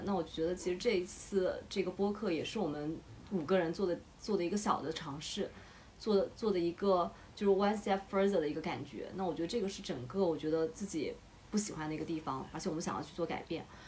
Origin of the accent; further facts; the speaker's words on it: Nanjing, Jiangsu, China; moved away as an adult; now in Shanghai, China; 我是南京人，我是南京…。 在上海沪漂了八年，那我是在上海交大读了工科，是药剂学。现在转战卖啤酒已经卖了五年，在啤酒行业在做 brand marketing